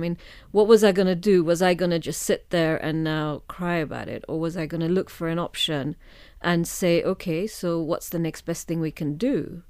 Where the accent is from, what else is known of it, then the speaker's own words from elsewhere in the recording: Kenya; moved away; I was born and brought up in Kenya.